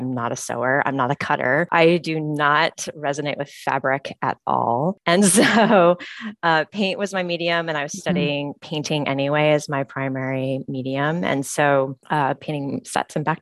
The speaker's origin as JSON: {"language": "English", "town": "Phoenix", "region": "Arizona", "country": "United States", "tie": "born or raised there", "moved": "as an adult", "said": "I grew up in Phoenix, Arizona to start."}